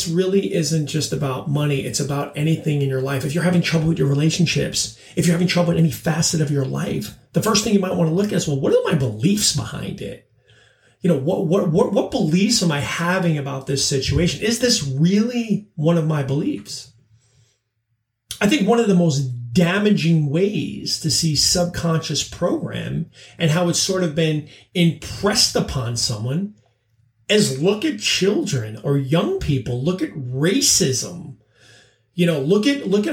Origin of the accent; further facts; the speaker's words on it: Long Island, New York, United States; I grew up on Long Island